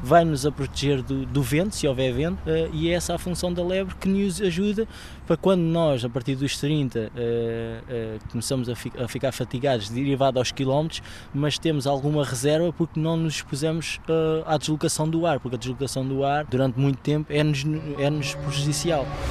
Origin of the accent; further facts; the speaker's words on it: Santiago dos Velhos, Lisbon, Portugal; o Santiago Futebol Clube, que era da minha terra